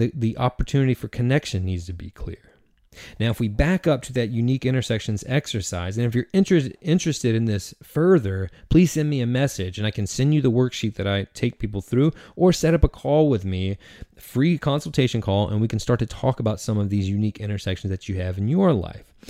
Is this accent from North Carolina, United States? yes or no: yes; Eastern North Carolina, United States; I am from Eastern North Carolina, and I grew up an athlete.